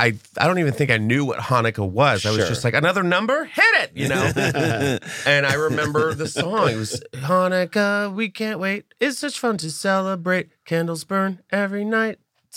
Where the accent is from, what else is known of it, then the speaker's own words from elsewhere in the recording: Texas, United States; I'm from Texas, and as a kid, we had Christmas pageants.